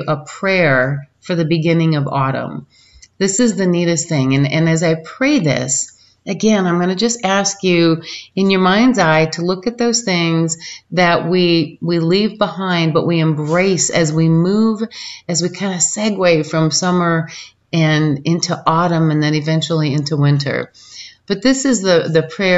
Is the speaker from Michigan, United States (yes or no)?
yes; Michigan, United States; as a kid when I was raised in Michigan